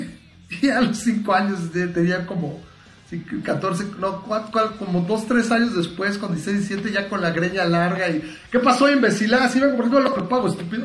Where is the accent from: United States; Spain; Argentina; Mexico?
Mexico; nací en México